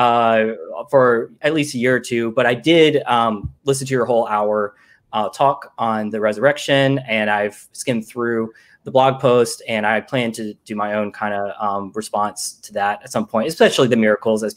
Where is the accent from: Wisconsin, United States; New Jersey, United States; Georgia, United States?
Georgia, United States; now in Brooklyn, United States; I'm from Georgia